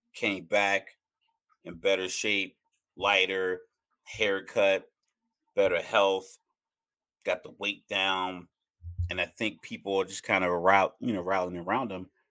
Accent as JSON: {"language": "English", "region": "Texas", "country": "United States", "tie": "born or raised there", "said": "I was born in Texas"}